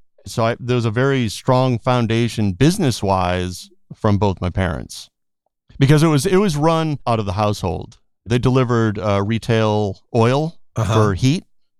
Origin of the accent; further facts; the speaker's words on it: East Coast, United States; Just growing up in the East Coast, I really didn't think of LA, even though I knew LA was definitely a big location on the list for music.